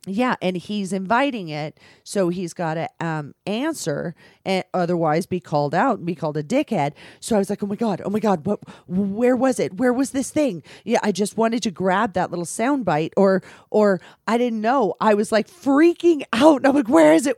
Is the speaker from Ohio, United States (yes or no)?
no; California, United States; now in Las Vegas, United States; I'm from California